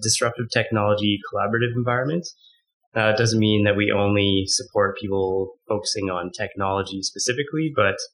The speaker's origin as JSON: {"language": "English", "town": "Calgary", "region": "Alberta", "country": "Canada", "tie": "born or raised there", "also_born_or_lived": "Victoria", "said": "I'm born and raised in Calgary."}